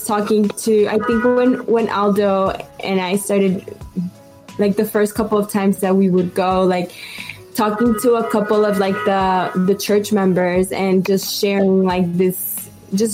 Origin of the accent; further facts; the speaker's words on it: Colombia; now in United States; growing up in Colombia, I grew up Catholic